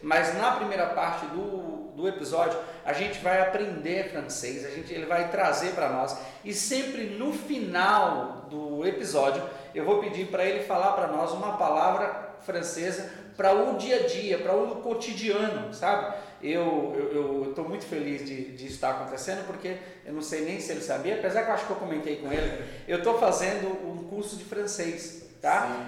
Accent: Brazil; eu sou brasileiro

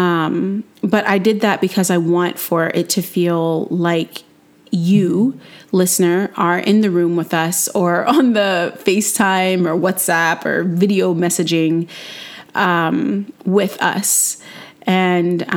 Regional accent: North Carolina, United States; I'm a non-binary person born and raised in North Carolina

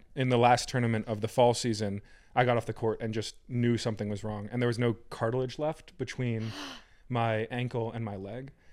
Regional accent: Fairfield County, Connecticut, United States; I was born and raised in the farming metropolis of Fairfield County, Connecticut

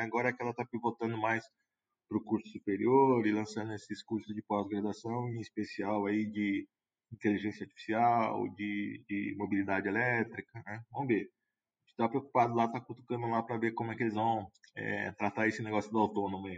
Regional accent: Brazil; a gente espera como brasileiro

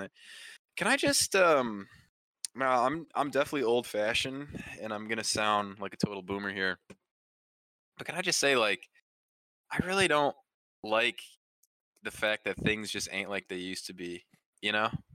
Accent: Midwest, United States; being a young man growing up in the Midwest region wow. of the United States.

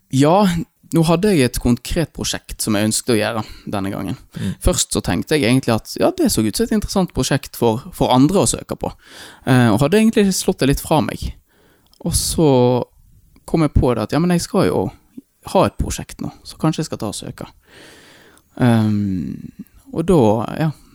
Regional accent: Eikanger, Vestland, Norway; born or raised there; also born or lived in India

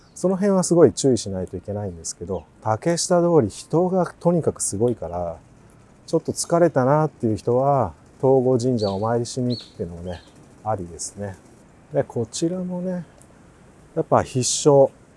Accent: Kagawa, Japan; moved away; 香川県生まれ

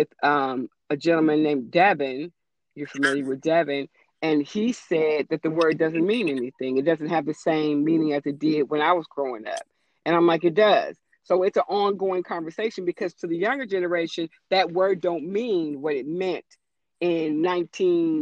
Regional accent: West Coast, United States; I didn't grow up on the East Coast. I grew up on the West Coast

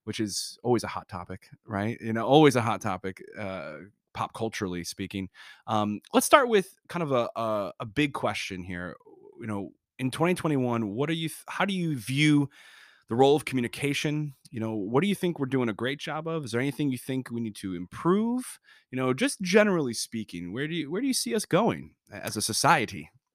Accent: North Tonawanda, New York, United States; grew up in Buffalo

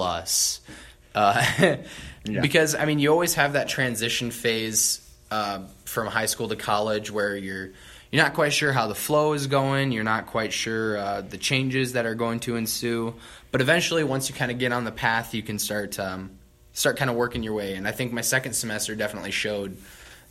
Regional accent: Garner, Iowa, United States; I'm from Garner, Iowa, which is 20 miles down Highway 69

